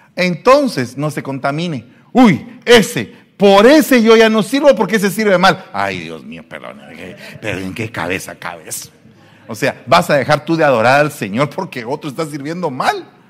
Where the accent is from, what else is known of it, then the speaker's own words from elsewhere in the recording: Guatemala; moved away; Soy guatemalteco